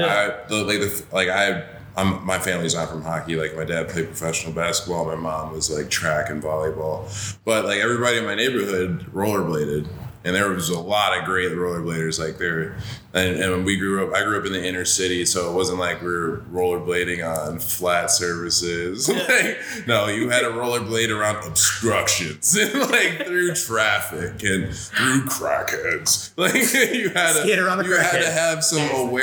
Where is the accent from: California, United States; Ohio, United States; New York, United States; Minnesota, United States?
New York, United States; Greece; moved away; also born or lived in Rochester, New York / Worcester, Massachusetts; I say Rochester. I'm from Greece, New York